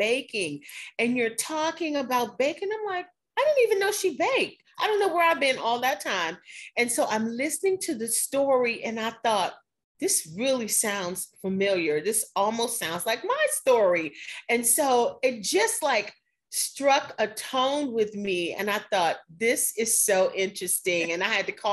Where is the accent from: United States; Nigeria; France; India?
United States; Washington, District of Columbia; moved away as an adult; also born or lived in South Bay Area, California / Israel; I am originally from Washington, D.C. After graduating from high school here